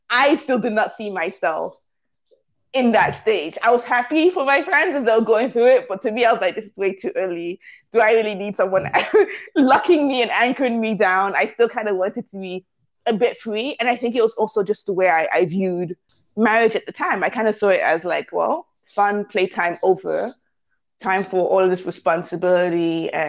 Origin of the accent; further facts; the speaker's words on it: Canada; I'm Nigerian British. once I got to London, I was like, no, I'm Nigerian Canadian.